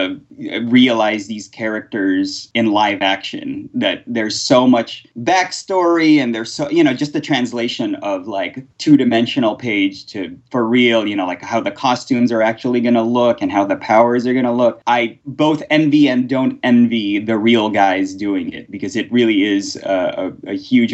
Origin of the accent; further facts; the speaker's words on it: Philippines; moved away; I was born in the Philippines during the 80s